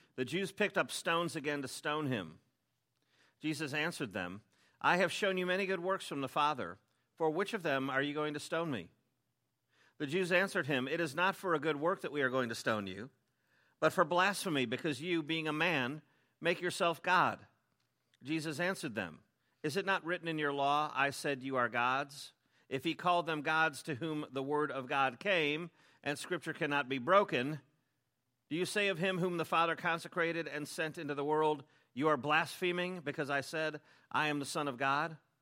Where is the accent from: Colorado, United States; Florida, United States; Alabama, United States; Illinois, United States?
Illinois, United States; Chicago; I'm from Chicago, and, uh, people in Chicago hate fake things